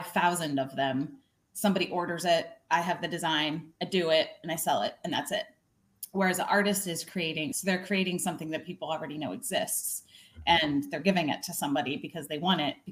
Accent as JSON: {"language": "English", "region": "Illinois", "country": "United States", "tie": "born or raised there", "said": "I grew up in a really small town in Illinois, on the Illinois-Iowa border."}